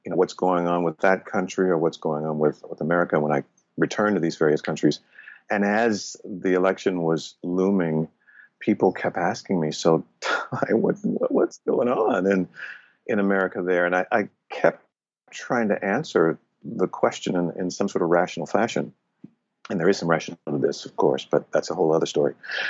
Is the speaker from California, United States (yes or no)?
yes; Los Angeles, California, United States; East LA.